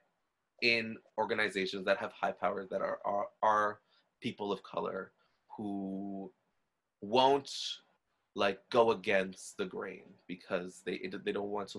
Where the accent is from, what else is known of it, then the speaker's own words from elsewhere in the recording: Trinidad & Tobago; I'm Trinidadian, right? So Trinidad's a little different, but from being like Black and Indian